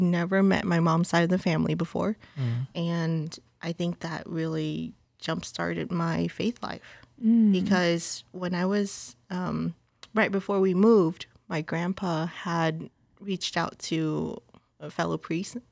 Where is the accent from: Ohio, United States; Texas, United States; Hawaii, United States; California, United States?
California, United States; Torrance; English is a second language; moved away as an adult; now in San Jose, United States; I'm from Torrance, which is about half an hour away from LAX.